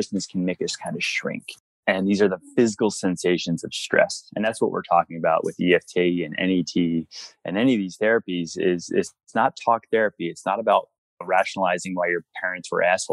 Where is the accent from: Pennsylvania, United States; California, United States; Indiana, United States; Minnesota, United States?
Pennsylvania, United States; moved away; also born or lived in Colorado; I'm from Pennsylvania originally.